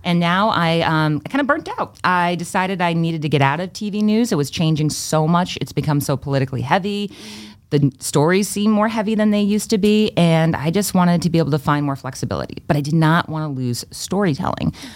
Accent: Freetown, Massachusetts, United States; also born or lived in Fall River, Massachusetts; I was born in Fall River, Massachusetts, grew up in Freetown, Massachusetts, and I actually moved back to my hometown

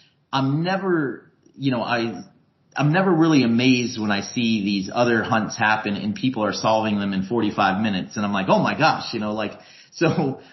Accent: Tampa, Florida, United States; I'm from Tampa, Florida originally

